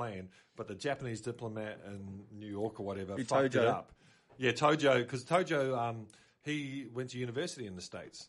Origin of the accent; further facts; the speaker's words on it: New Zealand; also born or lived in Auckland; now in Australia; growing up in New Zealand and coming to Australia